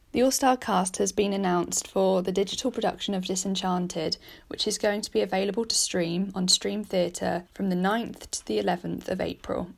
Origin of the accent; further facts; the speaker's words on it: United Kingdom; as a British person